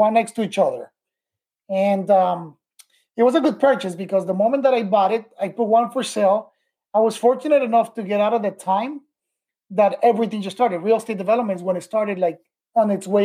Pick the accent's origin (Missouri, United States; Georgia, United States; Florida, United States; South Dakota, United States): Florida, United States; Miami; I came back to Miami, where I was raised in Miami